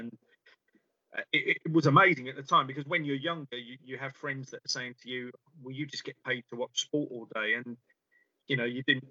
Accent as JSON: {"language": "English", "region": "London", "country": "United Kingdom", "tie": "born or raised there", "said": "I grew up in London and had it on my doorstep"}